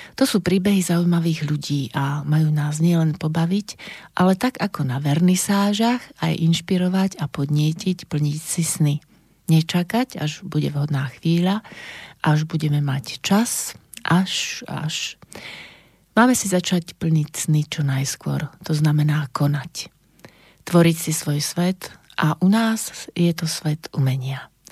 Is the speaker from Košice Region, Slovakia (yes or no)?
no; Banská Bystrica, Banská Bystrica Region, Slovakia; Narodila som sa v roku 1963 v Banskej Bystrici a to bolo Československo